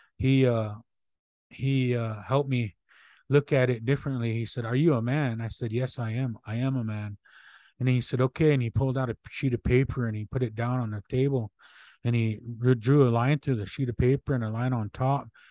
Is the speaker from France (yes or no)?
no; Omaha people, Nebraska, United States; I come from the Buffalo Tail Clan of the Omaha people. That's how, that's where I come from.